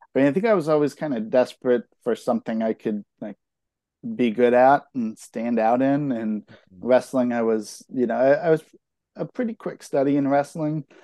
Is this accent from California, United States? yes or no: yes; Concord, California, United States; I grew up in in Concord, which is kind of like the far side of the East Bay.